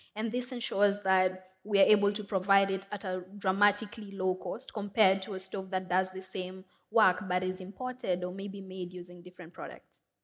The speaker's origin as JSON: {"language": "English", "region": "Nairobi", "country": "Kenya", "tie": "born or raised there", "said": "I'm from Kenya. Um, I grew up in Makoto. It's one of the biggest slums in Nairobi"}